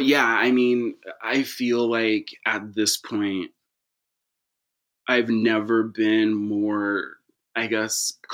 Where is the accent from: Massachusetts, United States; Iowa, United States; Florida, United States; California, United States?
California, United States; San Leandro; also born or lived in Castro Valley / Sacramento; my childhood was split between growing up in the Bay. I grew up in San Leandro, and then a Castro Valley just up over the hill.